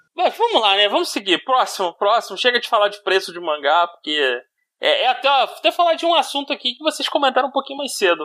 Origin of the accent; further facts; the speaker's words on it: Rio de Janeiro, Brazil; eu sou do Rio